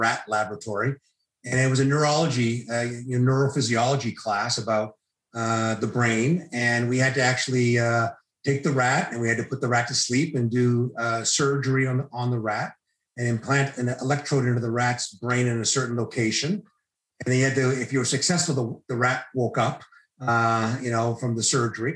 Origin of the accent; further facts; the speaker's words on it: Needham, Massachusetts, United States; also born or lived in Marshfield, Massachusetts; now in Toronto, Canada; So I grew up in the suburbs of Boston. I grew up in Needham, which is a suburb of Boston.